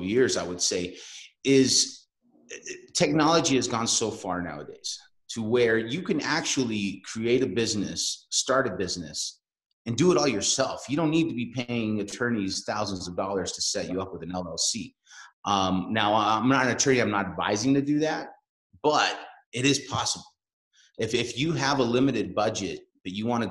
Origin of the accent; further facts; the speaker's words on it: Salt Lake City, Utah, United States; now in Denver, United States; I have roots in Salt Lake City. So, you know, that's where I was born and raised